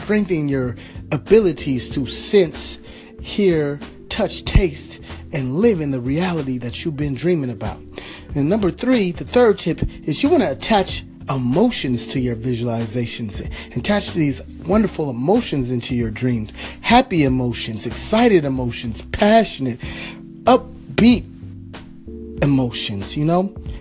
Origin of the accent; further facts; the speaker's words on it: California, United States; my home state, California